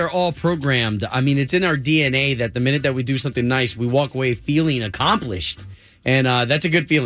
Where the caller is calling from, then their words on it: Winter Park, Florida, United States; Hey, Winter Park.